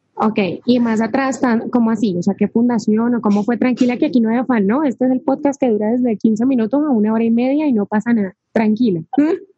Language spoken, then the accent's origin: Spanish; Cali, Valle del Cauca, Colombia; Dani y yo somos de la misma ciudad, somos de Cali, de Colombia